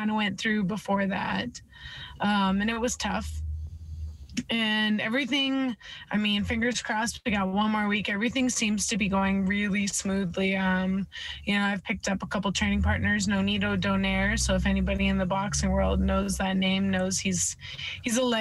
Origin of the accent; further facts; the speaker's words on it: Edmonton, Alberta, Canada; I'm from the west side of the country, you know, Alberta, Edmonton, Alberta, hometown